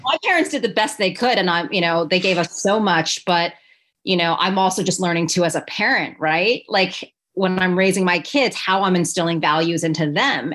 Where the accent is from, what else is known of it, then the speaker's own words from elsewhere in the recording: New York City, New York, United States; I went to an all girls high school in New York City